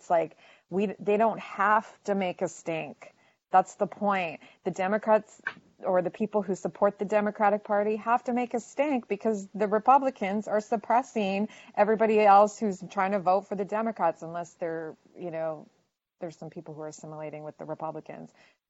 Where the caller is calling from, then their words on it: Canada; And again, I'm coming from Canada, so like I'm just watching.